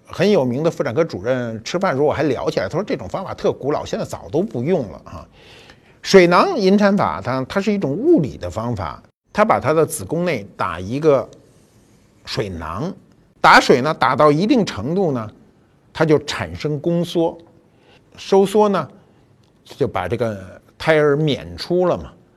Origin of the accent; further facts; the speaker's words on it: China; 我年轻的时候就生在中国